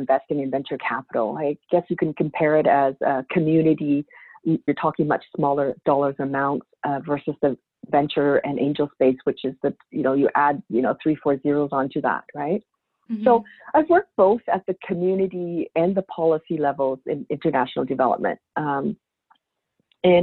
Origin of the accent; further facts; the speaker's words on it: Victoria, British Columbia, Canada; I grew up in Victoria, BC, on the west coast of Canada